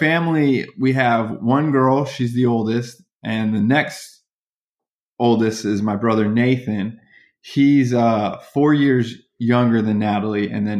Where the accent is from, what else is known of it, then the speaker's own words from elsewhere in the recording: Virginia, United States; So I always consider Virginia. And so my closest friendships are the kids I grew up with in Virginia.